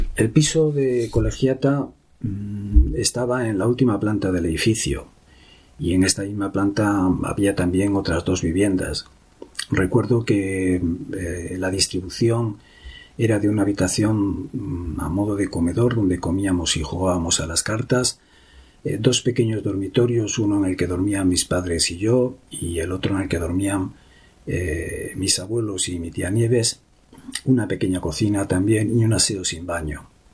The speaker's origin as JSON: {"language": "Spanish", "town": "Madrid", "region": "Community of Madrid", "country": "Spain", "tie": "born or raised there", "also_born_or_lived": "Jerez de la Frontera, Spain"}